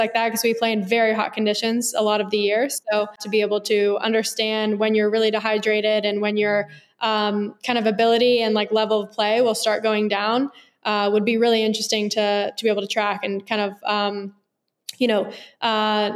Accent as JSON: {"language": "English", "area": "Bay Area", "region": "California", "country": "United States", "tie": "born or raised there", "said": "I grew up in the Bay Area in California"}